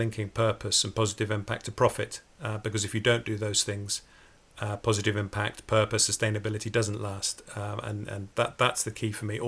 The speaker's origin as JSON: {"language": "English", "town": "Port Sunlight", "region": "North West England", "country": "United Kingdom", "tie": "born or raised there", "said": "I grew up near Port Sunlight, just opposite Liverpool"}